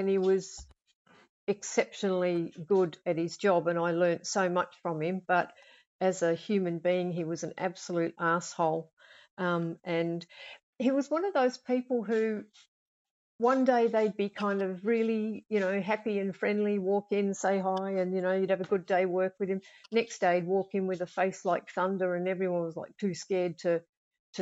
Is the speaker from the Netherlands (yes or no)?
no; Australia; moved away as an adult; now in United Kingdom; I'm Australian, and for 30-odd years, I was an intensive care nurse, coronary care, all that kind of stuff. But I don't do that anymore now that I've moved here